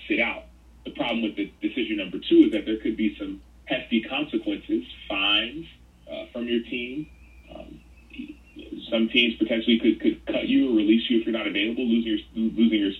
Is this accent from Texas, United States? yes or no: yes; Dallas, Texas, United States; the school that I went to in first and second grade, it was in a predominantly black neighborhood in South Oak Cliff in Dallas